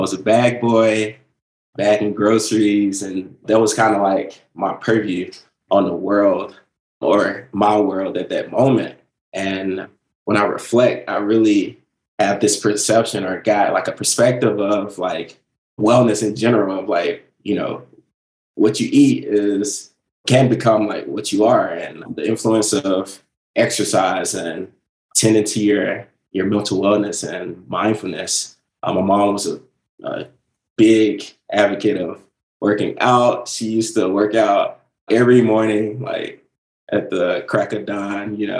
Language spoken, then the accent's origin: English; Mississippi, United States; moved away as an adult; I'm from Mississippi